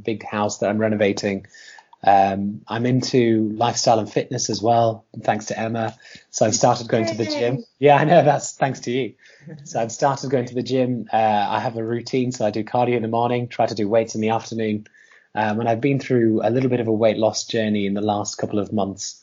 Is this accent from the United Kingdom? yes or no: yes; Huddersfield, Yorkshire and the Humber, United Kingdom; I live in Huddersfield still, and that's where I was born. So I was born in Huddersfield, and I was going to I lived in a simple village